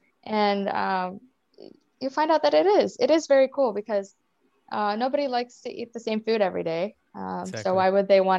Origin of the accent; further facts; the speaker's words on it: India; accent: Indian; English is a second language; When I first moved here, like my accent, my Indian accent was like, it stood out.